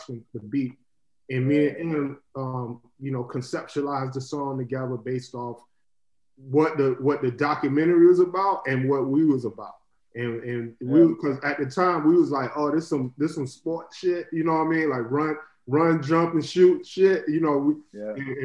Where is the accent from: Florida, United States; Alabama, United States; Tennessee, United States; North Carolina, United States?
Florida, United States; growing up in Florida